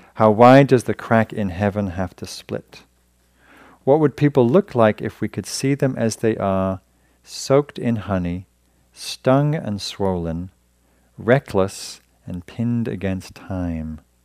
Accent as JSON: {"language": "English", "region": "England", "country": "United Kingdom", "moved": "as an adult", "lives_now": "United States", "said": "when I came to America, 'cause I'm from Europe, 'cause I'm from England"}